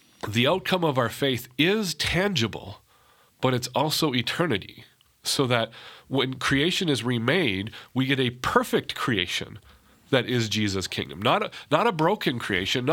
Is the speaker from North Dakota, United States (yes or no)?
yes; North Dakota, United States; I'm from North Dakota.